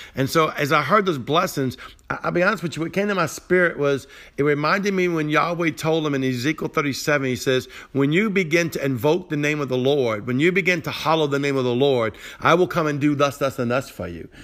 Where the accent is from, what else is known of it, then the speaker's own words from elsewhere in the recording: Cajun, Louisiana, United States; I'm broken Cajun, not Jewish